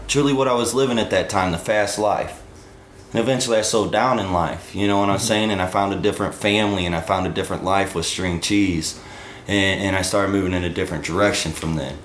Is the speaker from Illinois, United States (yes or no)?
yes; Granite City, Illinois, United States; also born or lived in Colorado; I grew up in Granite City, Illinois